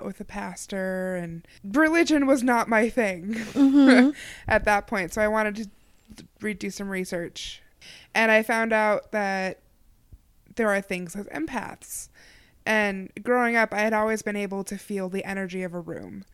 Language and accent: English; Maplewood, Minnesota, United States; also born or lived in Milwaukee; I was born in Maplewood, which is a northern, northeastern yeah. suburb.